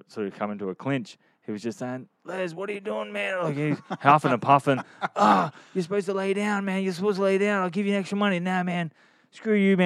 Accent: Queensland, Australia; I come from Queensland, Australia

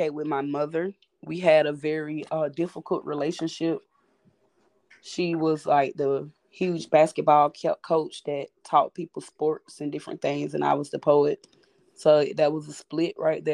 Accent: Macon, Georgia, United States; moved away as an adult; now in Charleston, United States; I am from Macon, Georgia. I moved to Charleston in 2016 to pursue a career of poetry

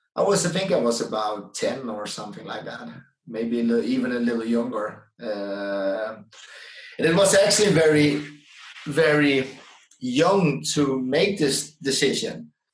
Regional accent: Netherlands; English is a second language; moved away as an adult; also born or lived in Denmark; now in Sweden; I'm from the Netherlands

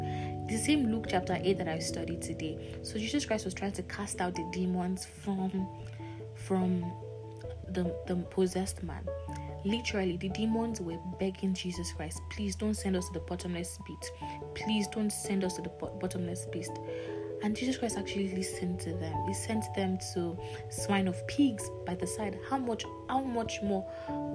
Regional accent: Nigeria; I'm Nigerian

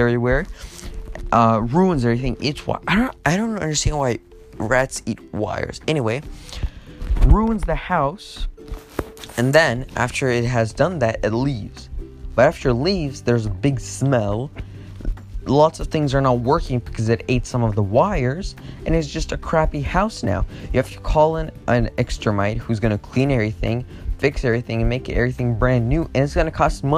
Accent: United States; now in Russia; I'm American

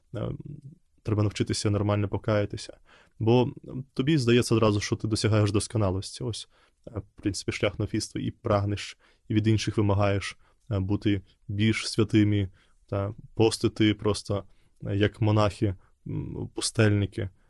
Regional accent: Belarus; Ukrainian is a second language; moved away as an adult; now in Ukraine; я виїхав з Білорусі, я до монастиря поїхав в Україну. І це було для мене якраз таким ще й зовнішнім певним знаком, що я залишаю дім свій

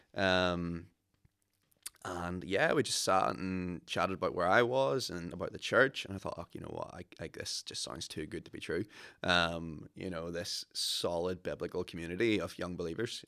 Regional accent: Ballyclare, Northern Ireland, United Kingdom; I'm originally from Ballyclare

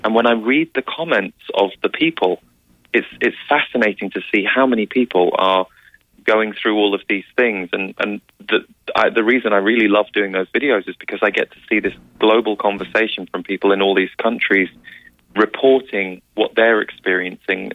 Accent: England, United Kingdom; as we would say in England

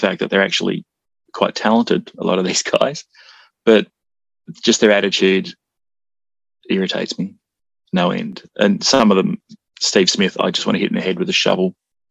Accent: Australia; I'm Australian

